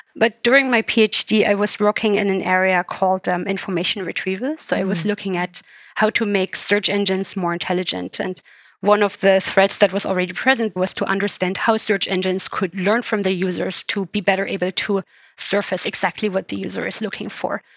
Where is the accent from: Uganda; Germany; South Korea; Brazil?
Germany; moved away as an adult; now in England, United Kingdom; I was born in East Germany. So I spent the first years of my life uh, actually behind the Iron Curtain